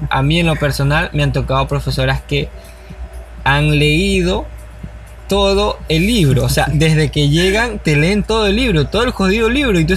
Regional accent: Ecuador; hablemos como ecuatorianos que somos.

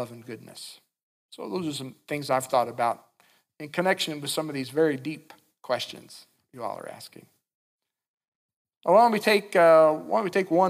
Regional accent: Winchester, Kentucky, United States; when I was a little kid growing up in Winchester, Kentucky

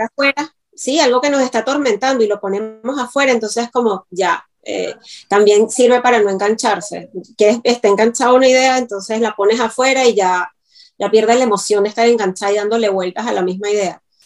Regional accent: Venezuela; moved away; todas las cositas que los venezolanos entendemos

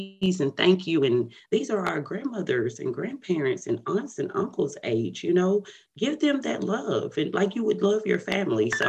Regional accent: Paris, Texas, United States; now in Dallas, United States; I am from Paris, Texas. It is about 100 miles outside of Dallas, Texas. I currently live in Dallas, Texas

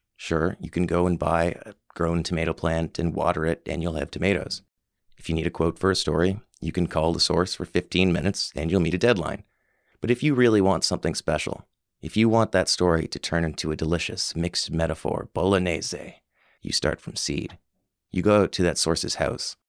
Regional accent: Summerside, Prince Edward Island, Canada; also born or lived in Halifax; When I moved back to Summerside from Halifax

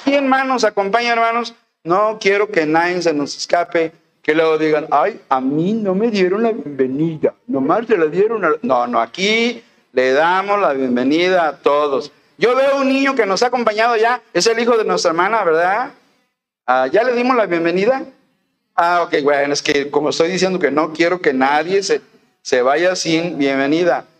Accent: Veracruz, Mexico; moved away; en Álamo, Veracruz, en mi tierra

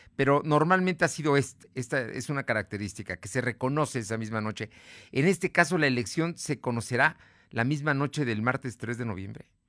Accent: Mexico; los mexicanos sí estamos pagando

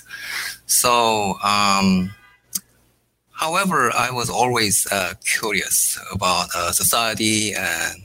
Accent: South Korea; moved away as an adult; also born or lived in Tokyo, Japan; now in United States; I was born in Korea and raised in Korea

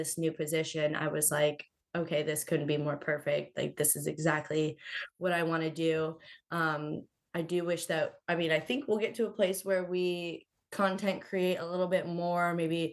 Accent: Florida, United States; moved away as an adult; now in South Carolina, United States; growing up in Florida, most of the time it was very nice

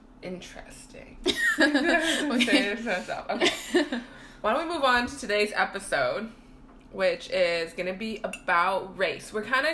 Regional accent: Ottawa, Ontario, Canada; moved away as an adult; now in Montreal, Canada; I'm from Ottawa.

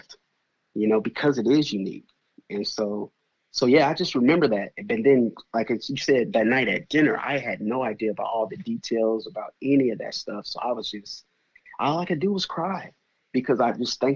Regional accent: Denver, Colorado, United States; also born or lived in Milwaukee, Wisconsin; now in Atlanta, United States; I was born and raised in Denver, Colorado

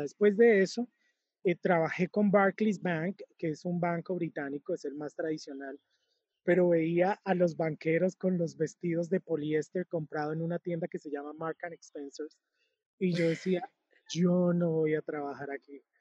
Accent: Cúcuta, Norte de Santander, Colombia; moved away; yo nací en Cúcuta, Cúcuta es una ciudad con frontera con Venezuela

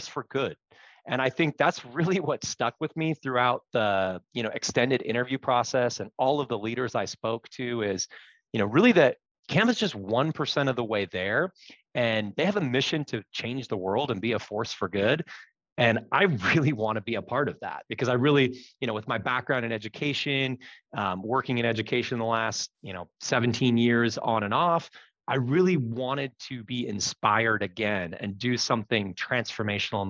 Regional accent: Seattle, Washington, United States; moved away as an adult; also born or lived in Reno; Born and raised in Seattle, moved out for a few years, and then spent the last 13, 14 years back here at home with the family.

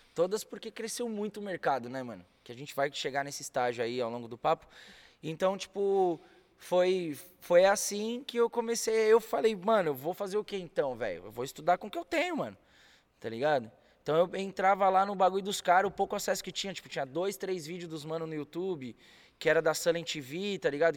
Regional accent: São Paulo, Brazil; moved away as an adult; also born or lived in Rio de Janeiro; Sou paulistano nato com muito orgulho, cria da Zona Norte de São Paulo.

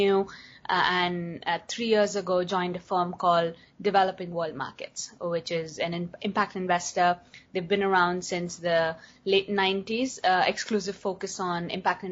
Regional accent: India; moved away as an adult; also born or lived in United States; growing up in India

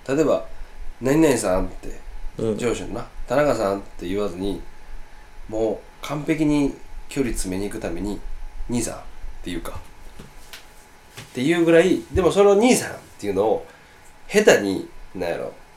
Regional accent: Osaka, Japan; 俺ら大阪の人間として

